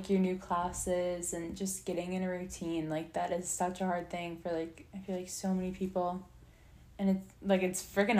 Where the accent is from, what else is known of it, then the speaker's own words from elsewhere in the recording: Virginia Beach, Virginia, United States; I'm from Virginia Beach